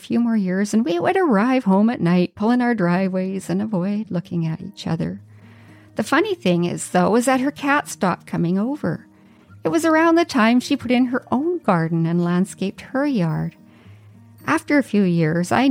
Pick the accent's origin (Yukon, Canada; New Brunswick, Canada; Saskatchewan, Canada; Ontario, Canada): Yukon, Canada; moved away as an adult; now in Vancouver Island, Canada; I'd lived in the Yukon for 44 years, and it was my first time leaving my hometown